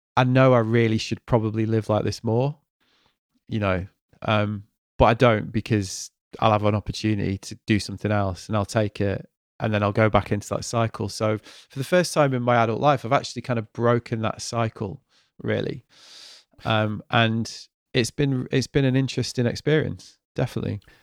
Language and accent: English; Manchester, North West England, United Kingdom; moved away; also born or lived in Stratford; it's my hometown